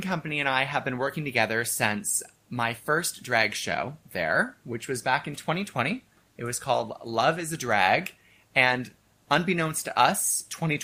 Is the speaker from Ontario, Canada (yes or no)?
yes; Kingston, Ontario, Canada; also born or lived in Edmonton; I am originally from Kingston, but I started doing drag in Edmonton. So as a drag queen, I'm an Edmontonian drag queen, but I am a Kingstonian. I was born, raised here